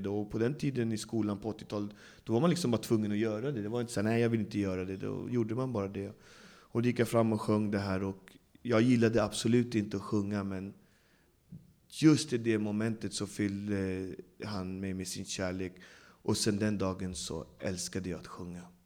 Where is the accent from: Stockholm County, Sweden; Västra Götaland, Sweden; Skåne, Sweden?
Stockholm County, Sweden; Botkyrka; jag växte upp i Alby där det bor, jag vet inte hur många nationaliteter, men hela världen bor där